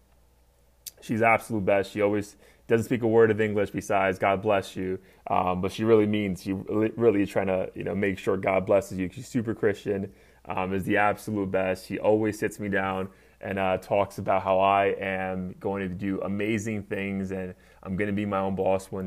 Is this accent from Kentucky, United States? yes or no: no; New York City, New York, United States; moved away as an adult; now in South Florida, United States; I was born and raised in New York City, more so the boogie down Bronx